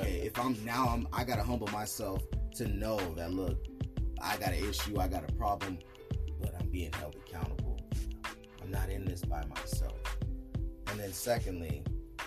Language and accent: English; Salinas, California, United States; I'm from Salinas, Cali